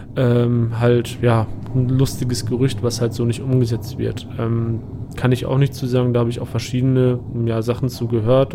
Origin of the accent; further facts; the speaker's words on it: Germany; mich persönlich als Deutscher